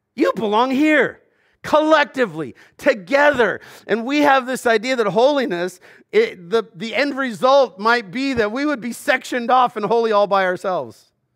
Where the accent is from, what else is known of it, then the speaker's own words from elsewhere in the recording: Southern California, United States; growing up in Southern California